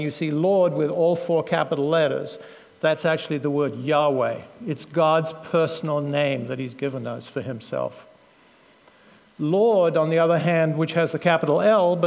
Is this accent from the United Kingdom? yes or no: yes; United Kingdom; now in United States; being a Brit originally, although now an American citizen